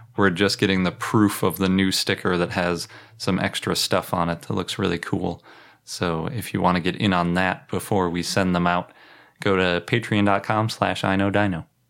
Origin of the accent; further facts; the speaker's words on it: Milwaukee, Wisconsin, United States; I was born in Milwaukee